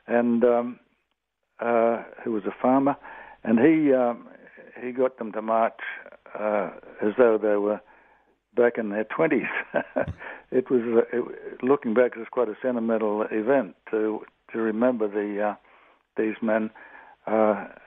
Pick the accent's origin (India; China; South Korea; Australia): Australia; Atherton, Queensland; my hometown of Atherton, North Queensland